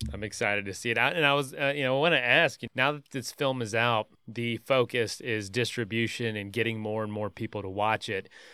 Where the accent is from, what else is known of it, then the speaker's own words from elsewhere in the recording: Florida, United States; moved away; also born or lived in Colorado; grew up here